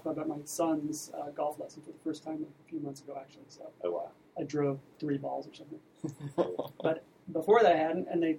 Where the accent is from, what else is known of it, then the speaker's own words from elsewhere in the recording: Long Island, New York, United States; moved away as an adult; also born or lived in Boston; now in Scottsdale, United States; I'm originally from Long Island, New York.